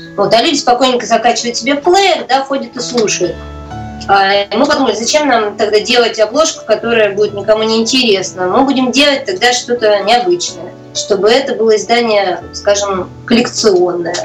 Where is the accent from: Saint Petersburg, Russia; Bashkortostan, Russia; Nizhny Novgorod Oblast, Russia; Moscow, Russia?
Saint Petersburg, Russia; я вообще родилась в центре и достаточно даже известном доме, памятники